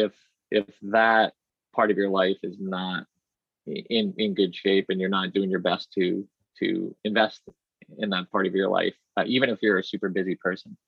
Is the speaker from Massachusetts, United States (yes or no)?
yes; Burlington, Massachusetts, United States; also born or lived in Boston / Woburn; I was born in Boston and grew up in first Woburn and then Burlington